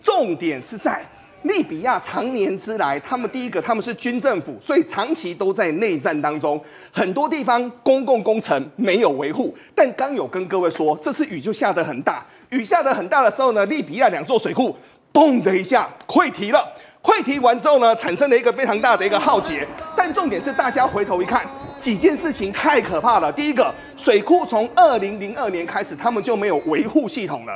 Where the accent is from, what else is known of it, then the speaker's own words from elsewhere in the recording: Taiwan; 我们台湾人